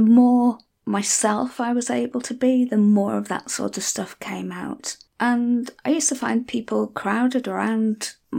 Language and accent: English; North West England, United Kingdom; accent: Scouse; not that there's anything common about being a Scouser, but I will often be accused of being a bit posh because I don't talk with a normal Scouse accent or Wirral accent. But I can if you want me to.